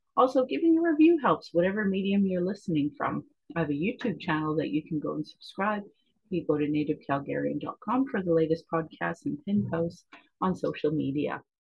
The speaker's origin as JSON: {"language": "English", "town": "Calgary", "region": "Alberta", "country": "Canada", "tie": "born or raised there", "said": "I was born in Calgary, or in Blackfoot, Kinstis"}